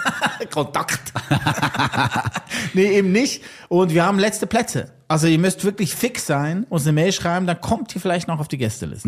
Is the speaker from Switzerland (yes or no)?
yes; valley neighbouring Buttisholz, Lucerne, Switzerland; Das ist im Nachbartal von wo ich aufgewachsen